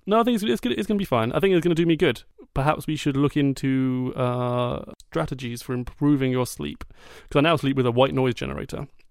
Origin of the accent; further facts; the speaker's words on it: United Kingdom; I'm British